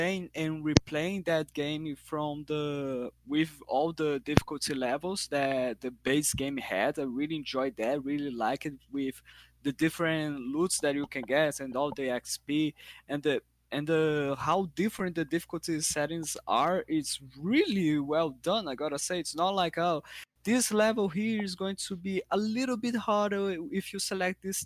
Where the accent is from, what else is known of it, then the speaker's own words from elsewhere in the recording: Brazil; I'm from Brazil